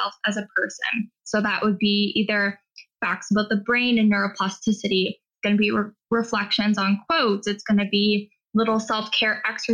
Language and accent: English; Hamilton, Ontario, Canada; now in Edmonton, Canada; my heart is Eastern Standard Time because I'm originally from Hamilton, Ontario